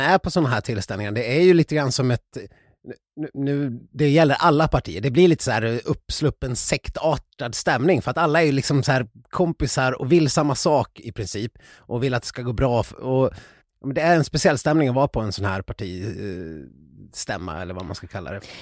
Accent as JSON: {"language": "Swedish", "town": "Ludvika", "region": "Dalarna County", "country": "Sweden", "said": "i Ludvika, där jag kommer ifrån"}